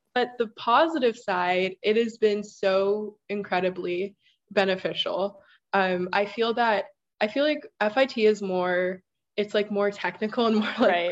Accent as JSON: {"language": "English", "town": "Kahuku", "region": "Hawaii", "country": "United States", "also_born_or_lived": "Rhode Island", "moved": "as an adult", "said": "I'm from Kahuku, Hawaii. That's on the North Shore of Oahu"}